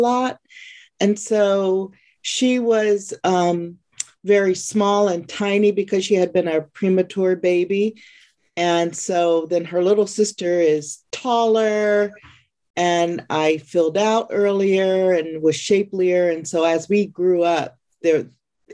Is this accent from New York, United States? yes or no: no; California, United States; I am from California, born and raised